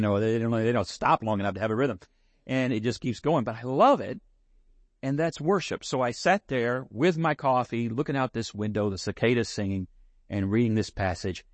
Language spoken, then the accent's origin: English; San Angelo, Texas, United States; all my childhood summers growing up in San Angelo.